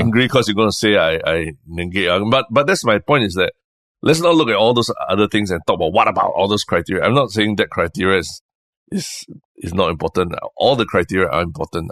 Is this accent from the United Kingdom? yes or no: no; Singapore; our identity about being Singaporean